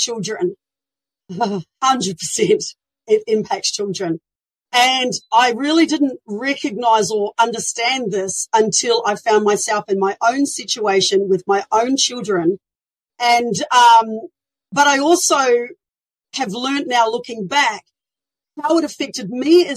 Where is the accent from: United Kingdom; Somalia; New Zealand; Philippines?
New Zealand; moved away as an adult; now in Australia; I was born in New Zealand